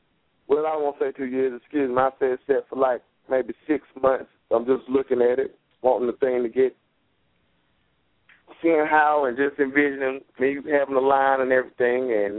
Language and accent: English; Lexington, North Carolina, United States; also born or lived in Atlanta; when I go back to my hometown, North Carolina